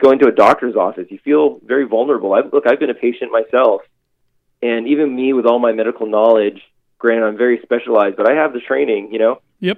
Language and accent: English; Boston, Massachusetts, United States; moved away as an adult; I'm born and raised in Boston. Was there for 30 years